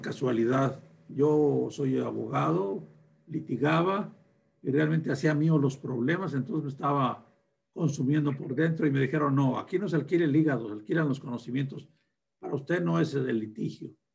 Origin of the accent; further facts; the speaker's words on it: Torreón, Coahuila, Mexico; moved away; also born or lived in Guadalupe Victoria, Durango; Soy de un rancho de Durango, de Guadalupe Victoria Durango, y me crié en Torreón.